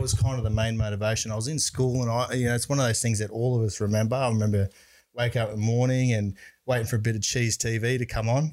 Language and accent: English; Brisbane, Queensland, Australia; I grew up in Brisbane